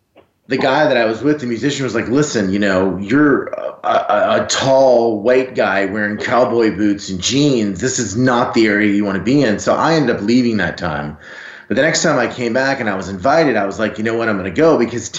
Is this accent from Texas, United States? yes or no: yes; Texas, United States; I'm from Texas, and I'm 6'5 and 250 pounds.